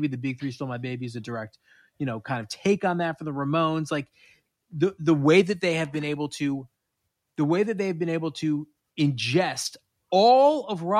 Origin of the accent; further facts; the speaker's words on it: New York, United States; as a kid growing up in New York